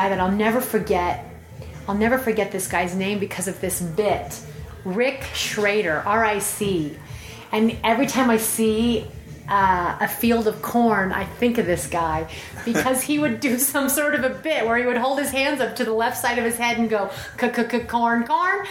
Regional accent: Denver, Colorado, United States; also born or lived in Fort Collins, Colorado; I was from the Denver metro area

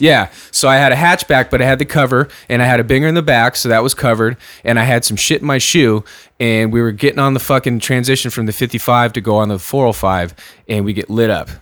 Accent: San Diego, California, United States; when I grew up in San Diego

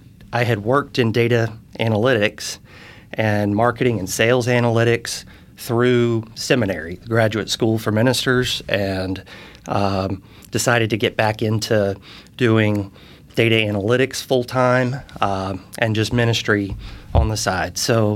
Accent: Charleston, South Carolina, United States; also born or lived in St. Louis, Missouri; now in Fishers, United States; I grew up in Charleston, South Carolina. So I'm from the South. I moved here in 2017. So I've been here about 6 years

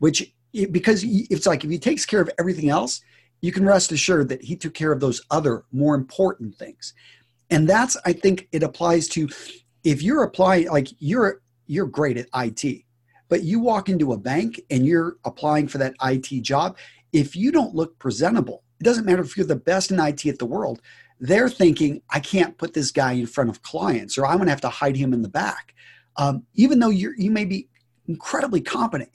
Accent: West Texas, United States; I grew up in West Texas

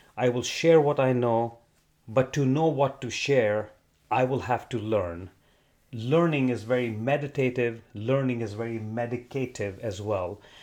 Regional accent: India; moved away as an adult; also born or lived in Arizona, United States; now in Southern California, United States; born in Arizona fifty years ago, moved to India when I was three with my parents, and then came back when I was twenty-one years old.

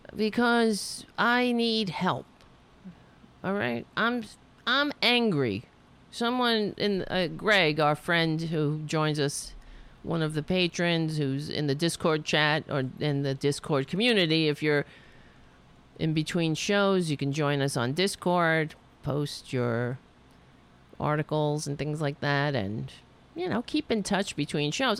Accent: United States; being an American, being born in this country.

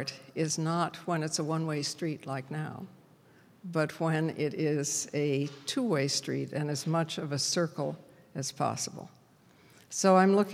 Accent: Toledo, Ohio, United States; I come from Toledo

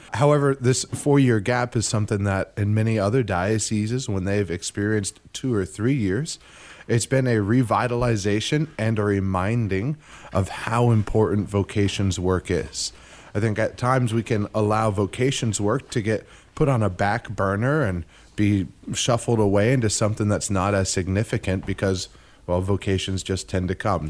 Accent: Zephyrhills, Florida, United States; I grew up in Zephyr Hills

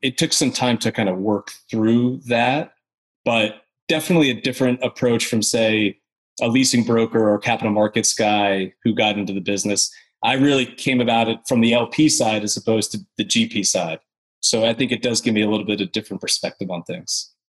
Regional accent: upstate New York, United States; now in Nashville, United States; So I'm from New York originally, from upstate New York, out in the country kind of close to Canada

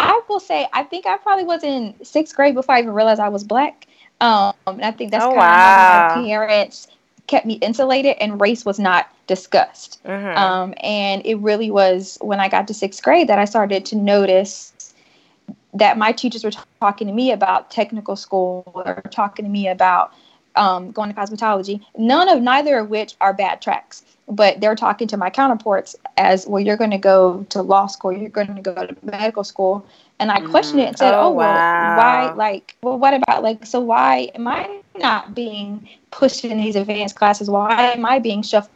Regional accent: Strawberry Plains, Tennessee, United States; moved away as an adult; I grew up in the South

